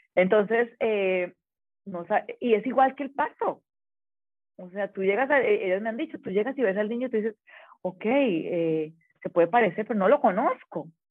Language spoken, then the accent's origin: Spanish; Colombia; also born or lived in Medellín; now in Baja California, Mexico